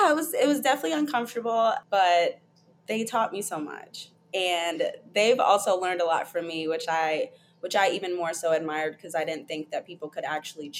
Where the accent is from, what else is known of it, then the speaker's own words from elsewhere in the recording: Atlanta, Georgia, United States; Yeah, I grew up in Atlanta, Georgia. Well, more metro Atlanta.